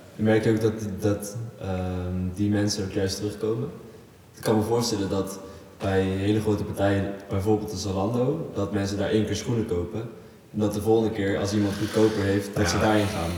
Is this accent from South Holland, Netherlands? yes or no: yes; Gorinchem, South Holland, Netherlands; ik kom zelf dan uit Gorkum